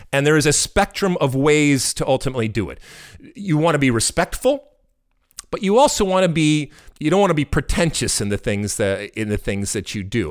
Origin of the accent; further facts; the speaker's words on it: United States; we're American